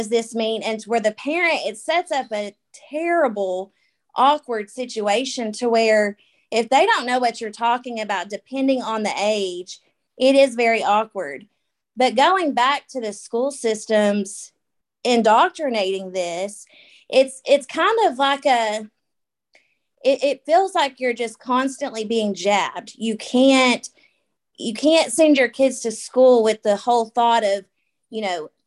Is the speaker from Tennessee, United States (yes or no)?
yes; Tennessee, United States; I'm from Tennessee. So my accent's probably going to be a little bit different